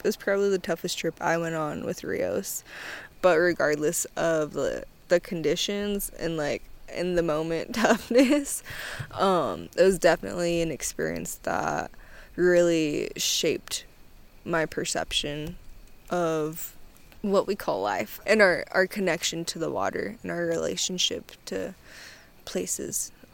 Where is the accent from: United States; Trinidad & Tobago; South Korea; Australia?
United States; Chiloquin, Oregon; I'm Klamath and Modoc. I am from Chilliquin, Oregon